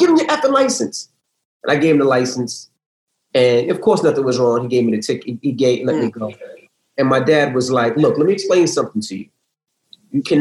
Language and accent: English; New York City, New York, United States; as a kid growing up in Queens